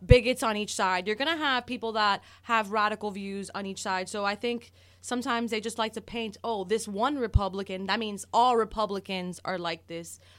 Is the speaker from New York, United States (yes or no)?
no; Miami, Florida, United States; I am a born and raised in Miami, uh, daughter of Cuban exiles